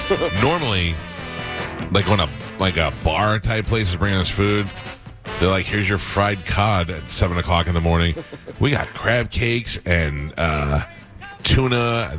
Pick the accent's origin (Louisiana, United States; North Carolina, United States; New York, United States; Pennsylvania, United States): New York, United States; We're both New York guys.